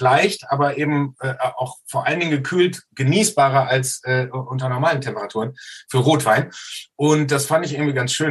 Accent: Soest, North Rhine-Westphalia, Germany; Ich komme aus Soest in Westfalen

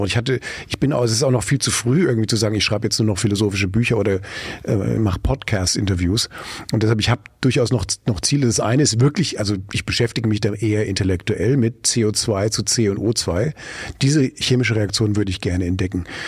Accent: Frankfurt, Hesse, Germany; now in Mülheim an der Ruhr, Germany; in meiner Heimatstadt äh, äh, Frankfurt

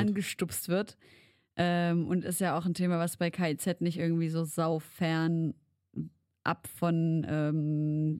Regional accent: Leipzig, Saxony, Germany; bei uns in Leipzig

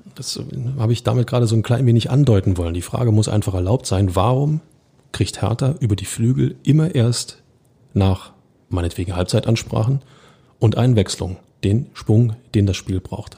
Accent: Berlin, Germany; als Berliner

